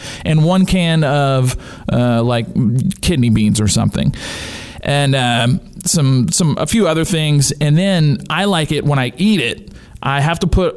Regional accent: Louisiana, United States; growing up in Louisiana with my family

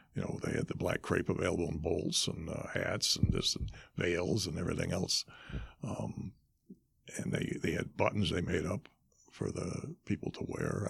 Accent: Ilion, New York, United States; my hometown, Ilion

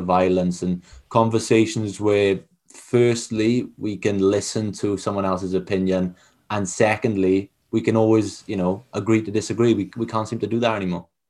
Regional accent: Wales, United Kingdom; I'm not from England, I'm from Wales

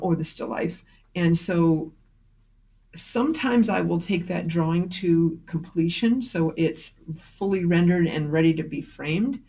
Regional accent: Millers Falls, Massachusetts, United States; now in Northampton, New Hampshire; I grew up in Western Massachusetts in a small town called Miller's Falls

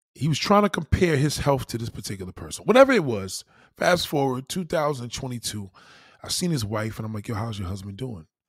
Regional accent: New York, United States; being a New Yorker

